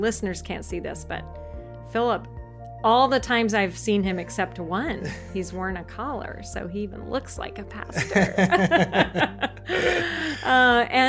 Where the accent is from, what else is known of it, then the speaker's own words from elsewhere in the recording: North Carolina, United States; I was born in North Carolina.